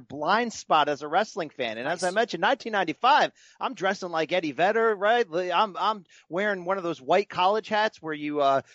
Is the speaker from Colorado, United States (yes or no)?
no; Connecticut, United States; I grew up in Connecticut, not what, 25 miles from Hartford